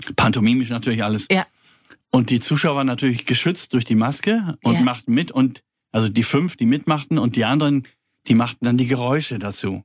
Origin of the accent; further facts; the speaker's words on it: Kiel, Schleswig-Holstein, Germany; moved away as an adult; also born or lived in Paris; now in Freiburg, Germany; da bin ich auch geboren, ich komme eigentlich aus Kiel.